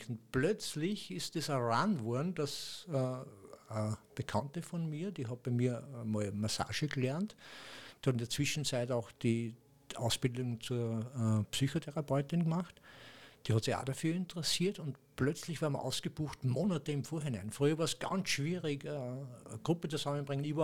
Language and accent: German; Austria; accent: Austrian; mit meinem österreichischen Dialekt.